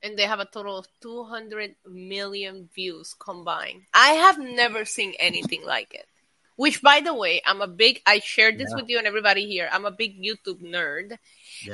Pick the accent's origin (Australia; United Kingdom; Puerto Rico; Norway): Puerto Rico; my home country falling apart and in desperate need for help and aid and anything that Puerto Rico could get